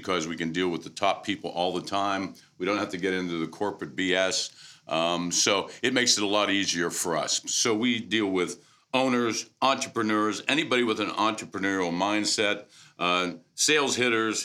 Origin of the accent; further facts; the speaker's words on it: Pittsburgh, Pennsylvania, United States; I'm originally from Pittsburgh